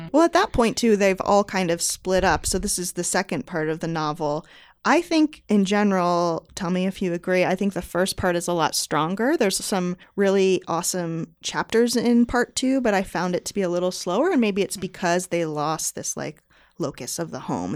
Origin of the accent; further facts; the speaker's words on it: New England, United States; I have been, like, a white girl growing up in New England